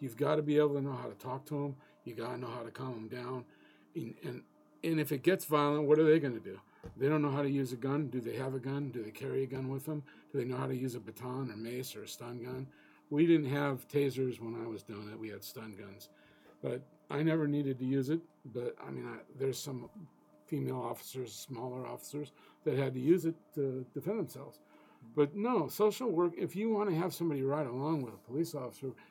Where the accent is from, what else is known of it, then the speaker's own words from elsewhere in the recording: Chicago, Illinois, United States; moved away; I'm from Chicago originally